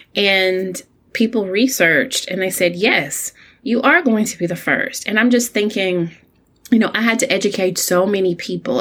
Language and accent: English; Alabama, United States; as an only child, growing up in Alabama to older parents